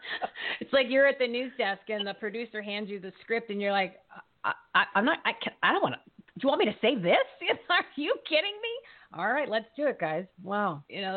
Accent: New Jersey, United States; now in Arizona, United States; here in Arizona, I'm originally from New Jersey

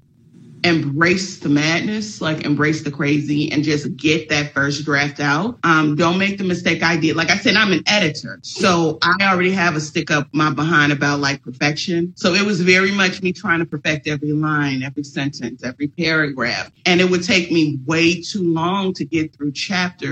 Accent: Chicago, Illinois, United States; I'm from Chicago

